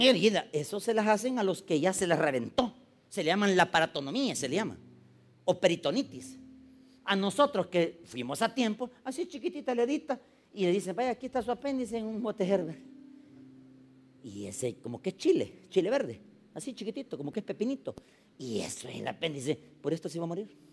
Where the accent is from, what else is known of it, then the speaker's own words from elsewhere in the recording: San Salvador, El Salvador; yo nací en 1972. La estadística dice de que nacieron casi solo en el hospital de maternidad donde yo nací, nacieron ese día, solo en San Salvador, 73 niños